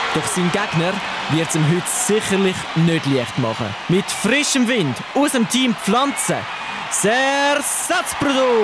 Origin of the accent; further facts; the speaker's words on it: Switzerland; Bei uns in der Schweiz